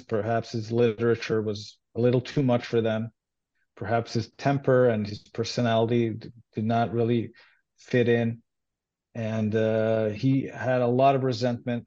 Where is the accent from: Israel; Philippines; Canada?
Israel; first language Hebrew; English is a second language; I grew up in Israel, and I grew up uh, Jewish, and uh, and I speak Hebrew. That's my uh, native language